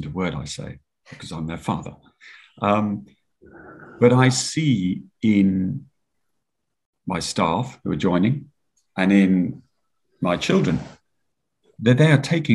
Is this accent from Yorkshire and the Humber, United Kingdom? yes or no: yes; Yorkshire and the Humber, United Kingdom; also born or lived in Marlow/Henley, South East England; now in Marlow, United Kingdom; I was brought up in Yorkshire